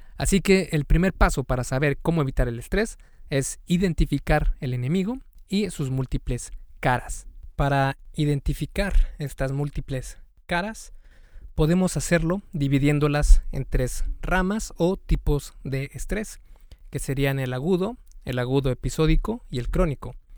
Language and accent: Spanish; Mexico; en México especialmente, que es de donde soy yo